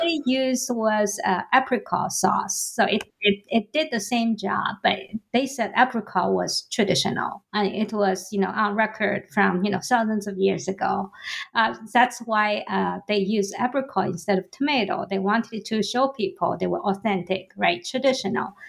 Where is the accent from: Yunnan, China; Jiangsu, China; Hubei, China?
Jiangsu, China; Suzhou; now in United States; Suzhou, uh, which is my hometown uh, in the Jiangsu province